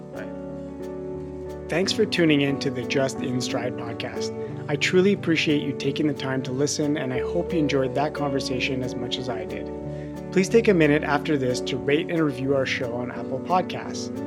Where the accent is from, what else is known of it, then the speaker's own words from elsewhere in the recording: Montreal, Quebec, Canada; now in Switzerland; I'm originally from Montreal, but I'm living in Switzerland